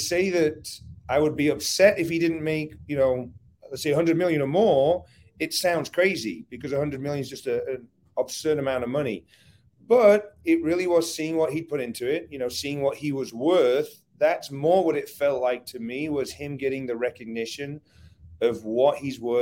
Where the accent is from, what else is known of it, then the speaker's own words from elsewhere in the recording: England, United Kingdom; moved away as an adult; now in United States; I grew up in England